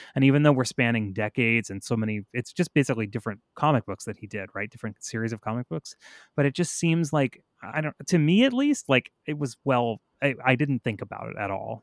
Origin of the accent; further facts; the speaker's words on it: the South, United States; I'm from the South